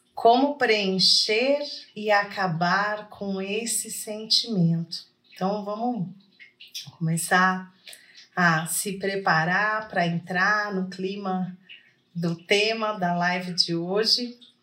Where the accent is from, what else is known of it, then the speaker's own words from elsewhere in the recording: Poços de Caldas, Minas Gerais, Brazil; Poços de Caldas hoje, gente, que é a cidade que eu estou, né? A minha terra natal também